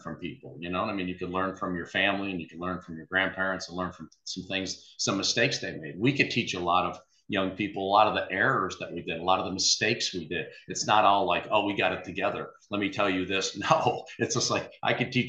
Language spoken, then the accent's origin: English; Texas, United States; he remembered I was from Texas